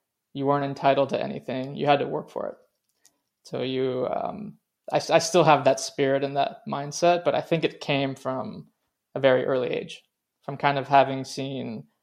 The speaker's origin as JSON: {"language": "English", "town": "Reston", "region": "Virginia", "country": "United States", "tie": "born or raised there", "also_born_or_lived": "Venezuela", "second_language": "English", "said": "I grew up in Reston, Virginia, which is about 30 minutes from the city"}